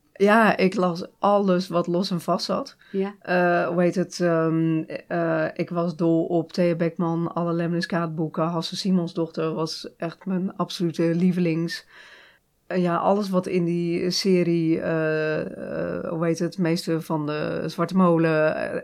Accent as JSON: {"language": "Dutch", "town": "Hardinxveld-Giessendam", "region": "South Holland", "country": "Netherlands", "tie": "born or raised there", "also_born_or_lived": "Rotterdam", "moved": "yes", "said": "ik woon in Harniksveld. dus ik kom echt uit de Alblasserwaard"}